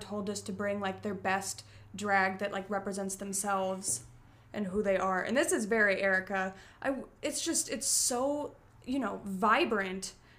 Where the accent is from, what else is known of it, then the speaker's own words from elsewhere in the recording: Chicago, Illinois, United States; And then everywhere else they ask, and it's like, well, I'm from Chicago.